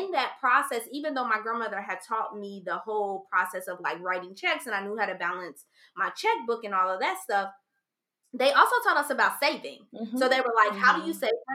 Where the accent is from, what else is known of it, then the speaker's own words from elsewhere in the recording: Ohio, United States; moved away as an adult; also born or lived in Maryland; I was 21 years old and I had just moved to Maryland. I'm from Ohio.